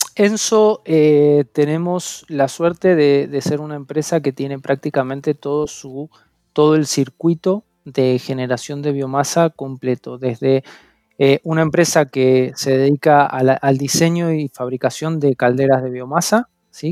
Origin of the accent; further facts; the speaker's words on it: Mendoza, Argentina; moved away as an adult; now in Spain; soy argentino, soy de, la provincia de Mendoza eh, y bueno, hace ya un año que estoy acá en, España